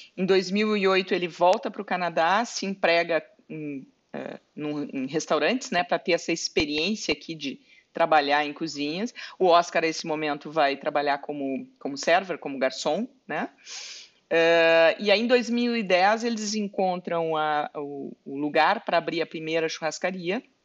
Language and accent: Portuguese; Pelotas, Rio Grande do Sul, Brazil; moved away as an adult; also born or lived in Porto Alegre; eu na verdade sou de Pelotas, nasci em Pelotas, né? Fui para Porto Alegre já com 18 anos